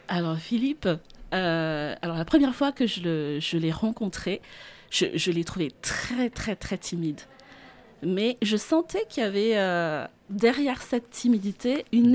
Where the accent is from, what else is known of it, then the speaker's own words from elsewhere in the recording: Central Highlands, Madagascar; moved away as an adult; now in France; je suis née à Madagascar